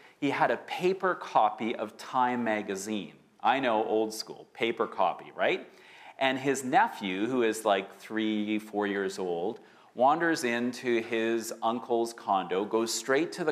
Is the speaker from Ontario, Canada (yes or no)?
no; Winnipeg, Manitoba, Canada; now in Vancouver, Canada; growing up in Winnipeg, everyone, and I mean everyone in my elementary school class, went to church